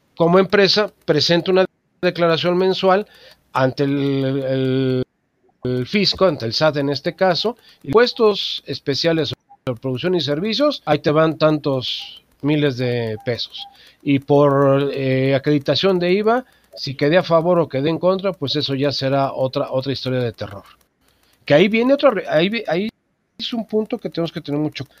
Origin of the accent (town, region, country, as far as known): Mexico